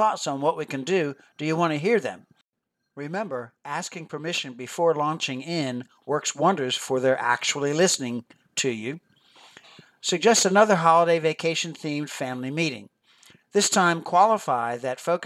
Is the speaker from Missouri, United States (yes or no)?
no; Philadelphia, Pennsylvania, United States; I grew up near Philadelphia, Pennsylvania, and never saw all the neat tourist attractions until I became a tourist for a day as a senior in high school.